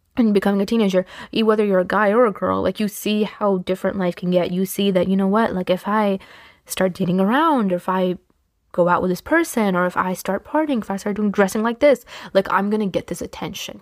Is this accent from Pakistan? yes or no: yes; Pakistan; I'm Pakistani